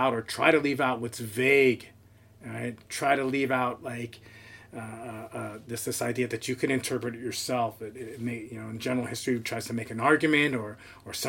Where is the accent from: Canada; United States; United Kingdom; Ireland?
United States; Princeton, New Jersey; moved away as an adult; also born or lived in Indiana; now in Oregon, United States; I grew up in Princeton